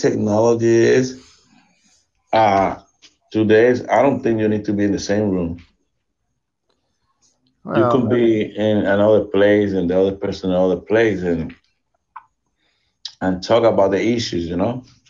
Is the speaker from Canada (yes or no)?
no; Puerto Rico; now in Florida, United States; I live in the state, even though I was born in Puerto Rico.